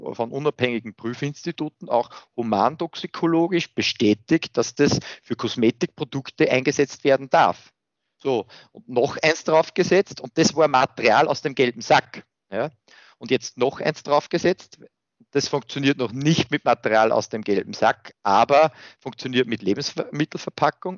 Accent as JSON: {"language": "German", "country": "Austria", "tie": "born or raised there", "said": "ich bin an und für sich in einer sehr behüteten ländlichen Umgebung aufgewachsen hier in Österreich"}